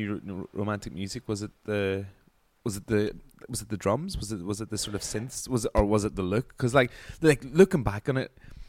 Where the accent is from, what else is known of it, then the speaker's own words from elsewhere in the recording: Omagh, Northern Ireland, United Kingdom; growing up in Oma